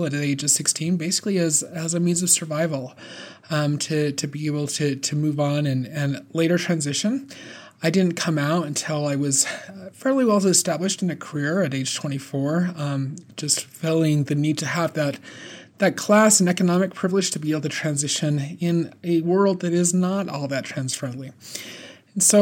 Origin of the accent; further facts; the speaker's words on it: Beaver, Utah, United States; growing up as a closeted trans girl in rural southern Utah in a LDS family on a cattle ranch